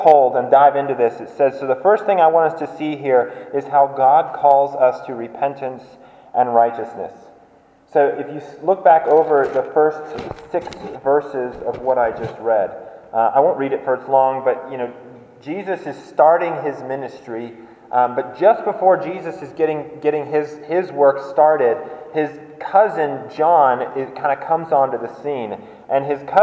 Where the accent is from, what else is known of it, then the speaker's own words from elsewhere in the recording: Colorado, United States; I grew up in Colorado